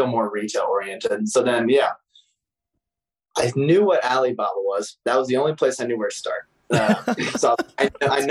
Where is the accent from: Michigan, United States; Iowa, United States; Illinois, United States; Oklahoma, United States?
Illinois, United States; Newton; moved away as an adult; also born or lived in Indiana University; I'm originally from Newton, Illinois